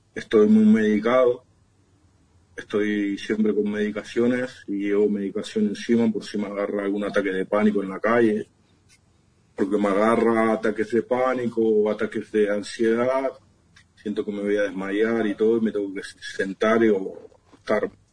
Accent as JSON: {"language": "Spanish", "town": "Ramos Mejía", "region": "Buenos Aires Province", "country": "Argentina", "also_born_or_lived": "Barcelona, Spain", "moved": "as an adult", "said": "De, Buenos Aires, de Ramón Mejía"}